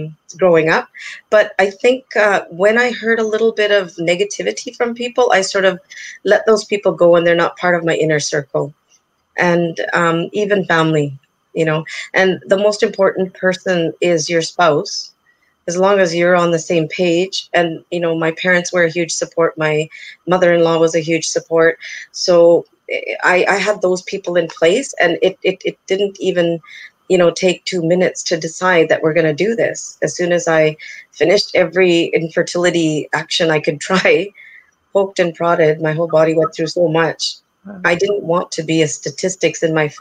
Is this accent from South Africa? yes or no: no; Canada; I'm a person born and brought up in Canada